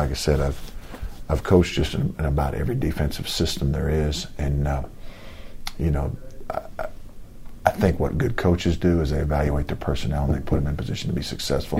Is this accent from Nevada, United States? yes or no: no; Lawrenceville, Georgia, United States; moved away; I grew up in Lawrenceville, Georgia.